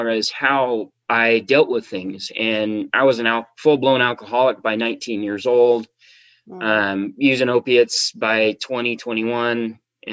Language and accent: English; Spokane, Washington, United States; moved away as an adult; now in San Diego, United States; I was working as an auto mechanic in Spokane, Washington, which is my hometown.